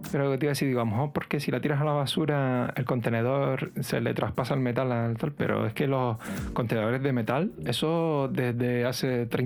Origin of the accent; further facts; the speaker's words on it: Canary Islands, Spain; nosotros que somos de, Canarias